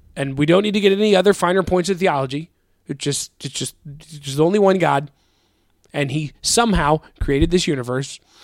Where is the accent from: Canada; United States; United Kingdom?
United States; I'm an American